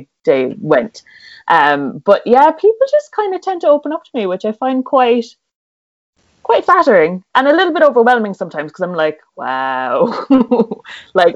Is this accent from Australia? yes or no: no; Cork, Munster, Ireland; I'm from Ireland. Cork, to be specific, which nobody has heard